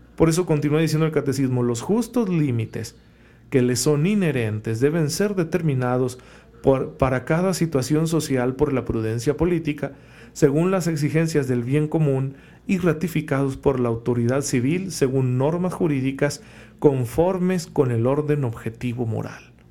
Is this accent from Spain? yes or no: no; Saucillo, Chihuahua, Mexico; moved away; mi pueblo, a, al bonito Saucillo